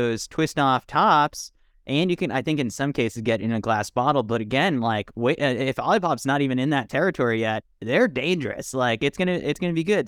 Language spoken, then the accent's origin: English; United States; I'm an American